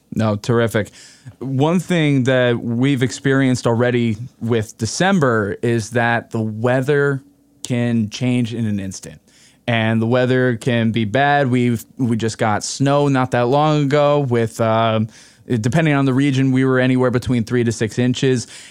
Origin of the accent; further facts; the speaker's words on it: Hudson Valley, New York, United States; the Hudson Valley region, which is ironic being my hometown